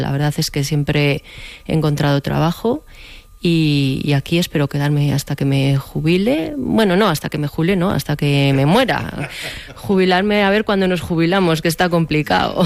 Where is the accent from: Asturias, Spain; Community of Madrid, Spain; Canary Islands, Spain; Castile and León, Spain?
Castile and León, Spain; Guardo; moved away as an adult; now in Velilla del Río Carrión, Spain; yo soy de Guardo de siempre, pero actualmente vivo en velilla del Río Carrión